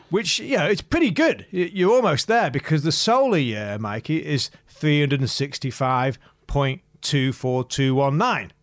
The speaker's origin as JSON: {"language": "English", "town": "Macclesfield", "region": "North West England", "country": "United Kingdom", "moved": "yes", "lives_now": "Sydney, Australia", "said": "I'm not from Sydney originally. I'm from a market town called Macclesfield, which is in Cheshire."}